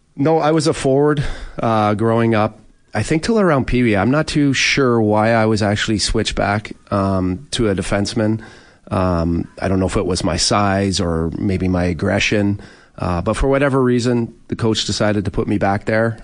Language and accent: English; Oshawa, Ontario, Canada; growing up in Oshawa with my family, we just we never did anything extra.